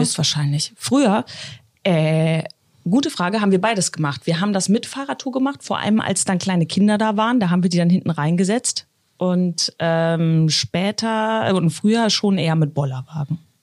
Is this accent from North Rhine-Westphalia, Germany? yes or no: no; Bremen, Germany; moved away; ich komme ja aus dem Bremer Bereich